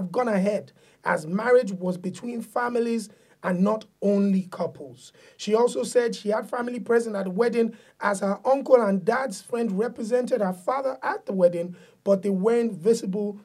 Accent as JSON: {"language": "English", "town": "Ibadan", "region": "Oyo", "country": "Nigeria", "tie": "born or raised there", "moved": "yes", "said": "people like myself growing up in Nigeria"}